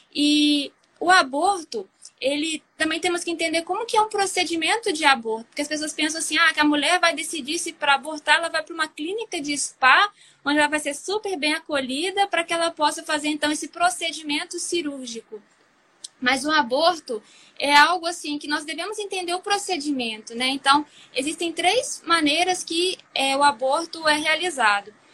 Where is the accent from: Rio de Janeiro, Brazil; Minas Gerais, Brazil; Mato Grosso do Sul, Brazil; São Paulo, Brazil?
Minas Gerais, Brazil; Juiz de Fora; eu sou de Juiz de Fora